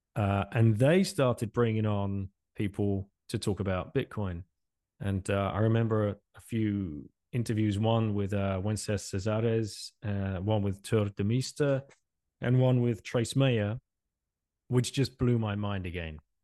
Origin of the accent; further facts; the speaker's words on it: England, United Kingdom; moved away as an adult; also born or lived in Singapore; now in France; originally from England, uh, I left England in, in nineteen ninety-nine